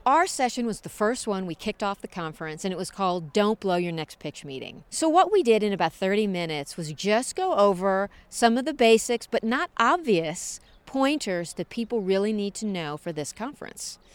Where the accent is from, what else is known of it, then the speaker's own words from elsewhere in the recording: St. Louis, Missouri, United States; moved away; I'm from the Midwest, from Saint Louis, right in the middle of the United States